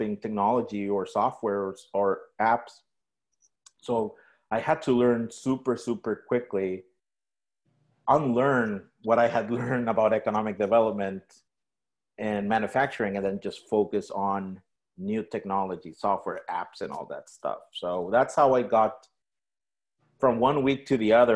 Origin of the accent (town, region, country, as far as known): Mexico; English is a second language; moved away as an adult; now in San Francisco, United States